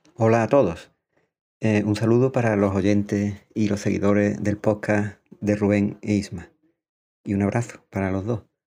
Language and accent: Spanish; a village in Cádiz, Andalusia, Spain; accent: Andalusian; now in San Pedro Alcántara, Spain; tengo un acento andaluz porque soy de un pueblo de Cádiz, aunque vivo y trabajo en San Pedro Alcántara, aquí en Málaga